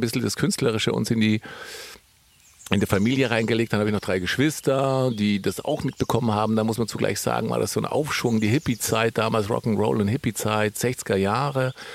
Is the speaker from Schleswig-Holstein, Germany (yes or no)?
no; Allgäu, Bavaria, Germany; ich komme ja aus dem Allgäu